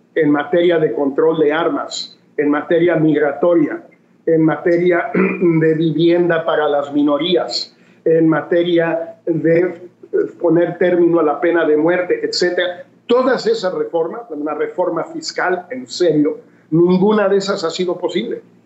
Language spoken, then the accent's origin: Spanish; Mexico; decimos en México